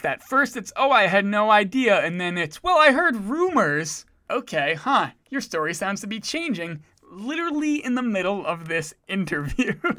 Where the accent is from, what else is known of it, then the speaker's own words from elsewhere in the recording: Providence, Rhode Island, United States; now in Vermont, United States; I'm from Providence.